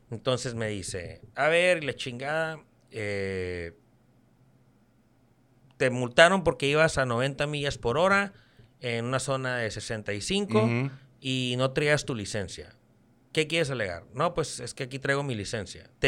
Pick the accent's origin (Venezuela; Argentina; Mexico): Mexico; Soy un mexicano gabacho.